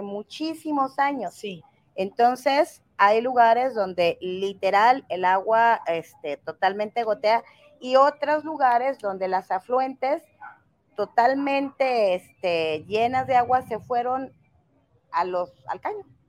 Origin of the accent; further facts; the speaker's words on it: Tonalá, Jalisco, Mexico; also born or lived in Mexico City; yo nací por casualidad en la Ciudad de México, he vivido toda mi vida prácticamente aquí en Tonalá